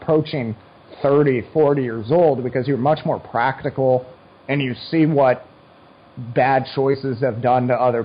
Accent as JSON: {"language": "English", "country": "United States", "said": "I love being an American"}